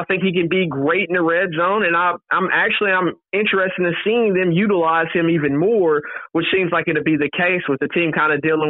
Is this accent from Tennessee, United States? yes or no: yes; Tennessee, United States; I'm from Tennessee